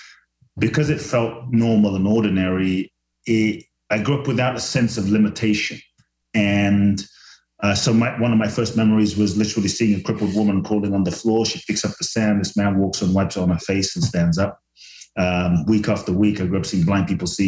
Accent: London, United Kingdom; also born or lived in Ghana / Mexico; now in Los Angeles, United States; I was born in Ghana, West Africa. My father's from Ghana. My mother's Japanese. I grew up in London, live in LA now and partly Mexico

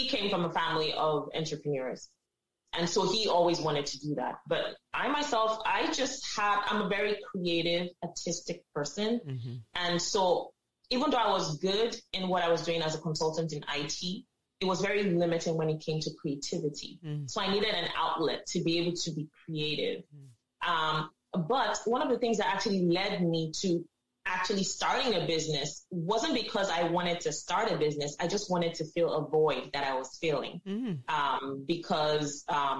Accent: Nigeria; now in Canada; as Africans, as Nigerians

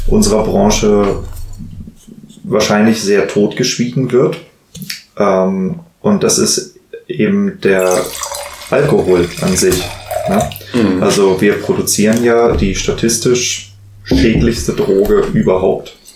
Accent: Hesse, Germany; ich bin ja tatsächlich im, im Rheingau als Winzer groß geworden.

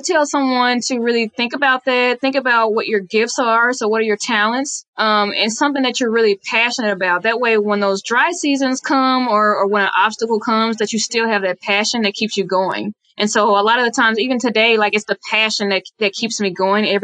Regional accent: Dallas, Texas, United States; I am born and raised in Dallas, Texas. So I'm a real Texas girl

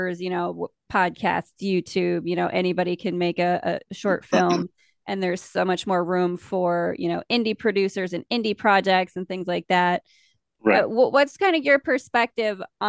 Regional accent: the Dakotas, United States; we're from the Dakotas, so we have our own little like weird accent things

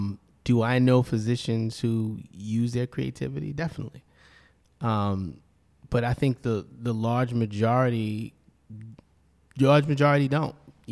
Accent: Brooklyn, New York, United States; I grew up in Brownsville, Brooklyn, and then when my parents divorced, I moved with my mom to Bed-Stuy.

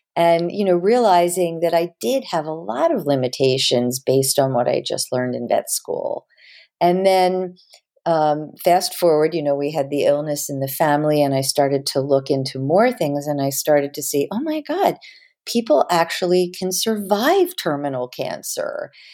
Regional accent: Havertown, Pennsylvania, United States; also born or lived in Philadelphia; I was Born in Philly, scooped back to Havertown, Pennsylvania within a few days, and I grew up in Havertown, right outside of Philly.

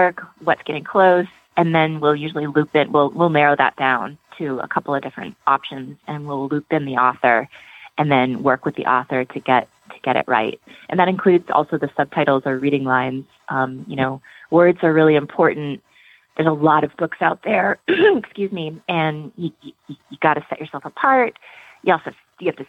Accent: Vermont, United States; I grew up mostly in Vermont.

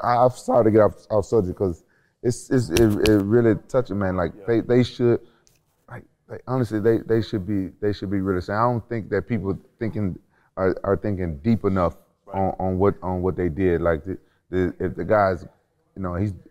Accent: Memphis, Tennessee, United States; I'm from Memphis.

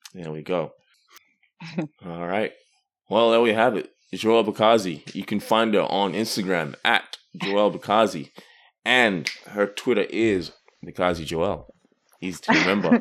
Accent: Australia; now in Canada; growing up in Australia.

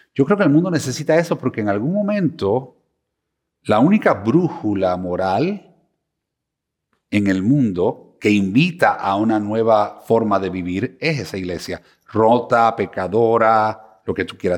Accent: Cuba; moved away; also born or lived in Miami, United States; soy cubano de Miami

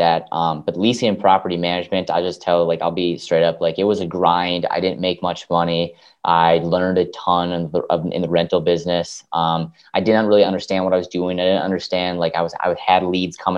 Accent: Minnesota, United States; I'm in Minneapolis, Minnesota, born and raised in Minnesota

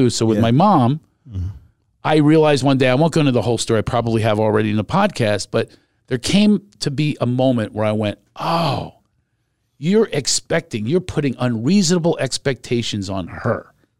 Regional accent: Ireland; You know, because I have all these shame spots with being Irish.

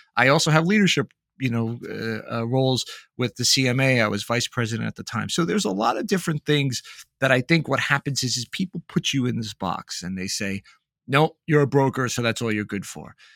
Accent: Northeast, United States; I'm from the Northeast

